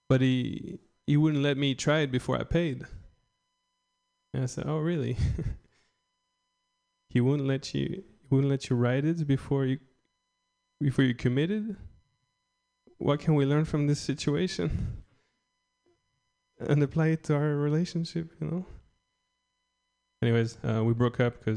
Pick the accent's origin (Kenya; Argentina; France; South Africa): France; English is a second language; moved away as an adult; also born or lived in Philadelphia; I'm just French. I'm from a small village in France